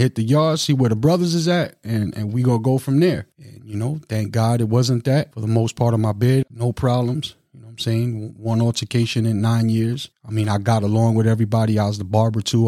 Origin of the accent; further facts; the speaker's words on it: New York City, New York, United States; moved away as an adult; also born or lived in Long Island, New York / Long Beach, New York / Milwaukee, Wisconsin; now in Madison, Wisconsin, United States; I'm from Brooklyn, New York. Lived out in Long Island, New York for a little while